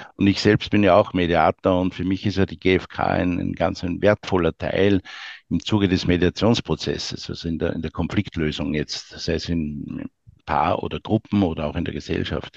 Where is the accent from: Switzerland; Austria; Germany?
Austria; wir als Österreicher